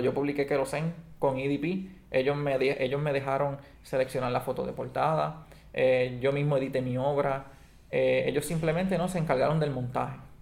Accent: Puerto Rico; Antes éramos de España, ahora somos de Estados Unidos.

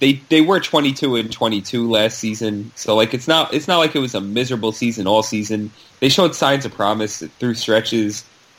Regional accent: New York, United States; my hometown New York Knicks

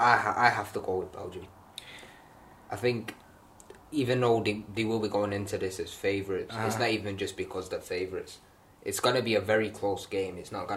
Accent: England, United Kingdom; we're English

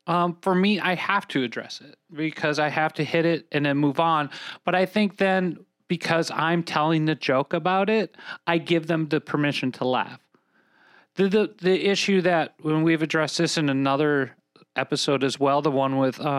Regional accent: Minnesota, United States; if my voice doesn't give me away, I'm from Minnesota.

